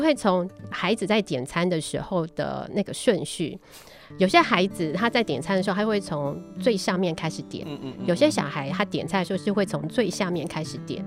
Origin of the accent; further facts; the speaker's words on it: Tainan, Taiwan; 我小时候在台南，开始有便利，连锁便利超商的时候